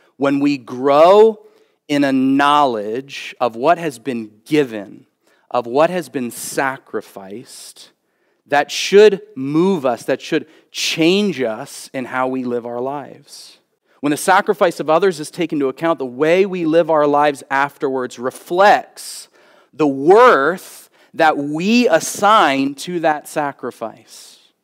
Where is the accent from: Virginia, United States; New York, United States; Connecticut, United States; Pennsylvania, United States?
Pennsylvania, United States; Philadelphia; moved away; growing up on the East Coast. Um, and, uh, be living in, uh, Philadelphia